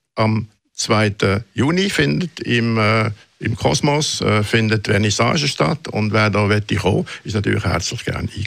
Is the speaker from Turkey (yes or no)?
no; Switzerland; moved away as an adult; also born or lived in Munich, Germany; ich bin Schweizer